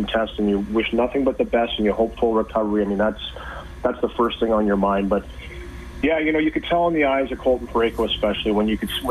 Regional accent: Port Elgin, Ontario, Canada; my hometown in Port Elgin in Ontario

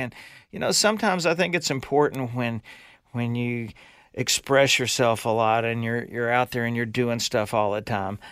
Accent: Louisiana, United States; I am from Louisiana, and I did grow up with a boathouse in my backyard

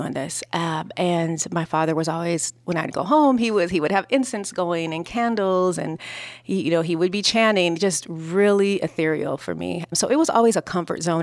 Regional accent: Los Angeles, California, United States; I was growing up in South Central Los Angeles

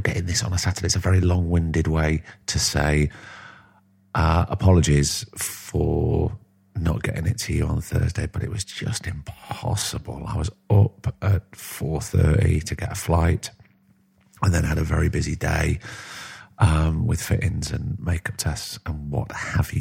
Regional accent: Blackpool, North West England, United Kingdom; growing up in Blackpool

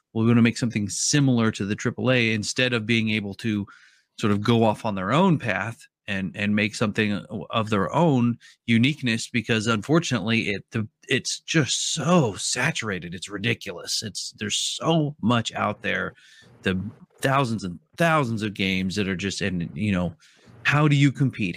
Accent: Oregon, United States; I'm from Oregon

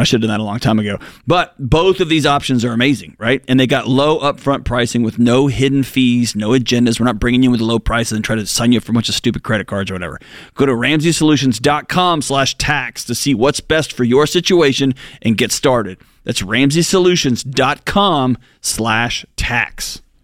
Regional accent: Texas, United States; moved away as an adult; I grew up, I was born and raised in Texas. I spent 40 years there.

